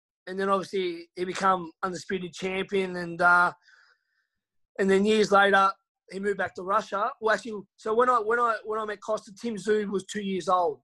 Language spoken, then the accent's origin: English; Hobart, Tasmania, Australia; moved away as an adult; my hometown of Hobart